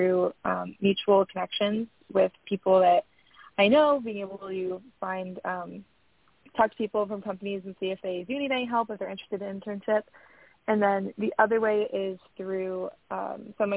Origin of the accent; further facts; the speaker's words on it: San Diego, California, United States; I'm from San Diego